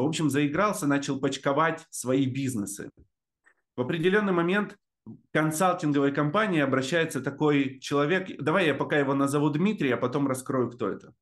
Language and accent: Russian; Novobureysky, Amur Oblast, Russia; also born or lived in Blagoveshchensk; Я родился в Амурской области, там есть поселок Новобурейский называется